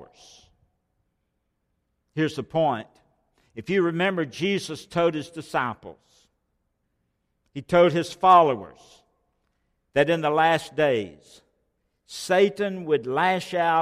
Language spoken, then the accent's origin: English; Rockwood, Alabama, United States; I grew up in Rockwood, and a small community known for Alabama limestone.